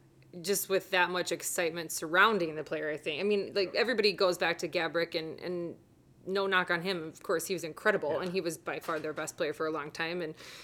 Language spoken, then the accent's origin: English; Chicago, Illinois, United States; also born or lived in Atlanta / Huntsville / Nashville; now in Minnesota, United States; obviously Chicago is always going to be home, but I love Minnesota. I mean, I've moved around after our college in Florida. I lived in Atlanta for 4 years. Then I lived in Huntsville, Alabama for a year.